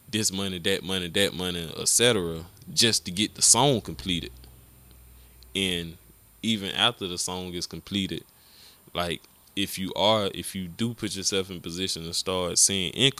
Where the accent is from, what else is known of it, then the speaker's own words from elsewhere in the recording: Augusta, Georgia, United States; I'm from Glen Hills too